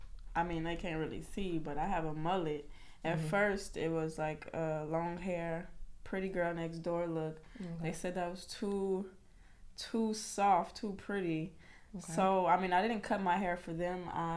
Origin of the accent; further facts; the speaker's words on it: Louisiana, United States; I just know I'm from Louisiana. I got like Choctaw Indian in me. I graduated in like 2012, moved to New Orleans, and then right after that I moved here.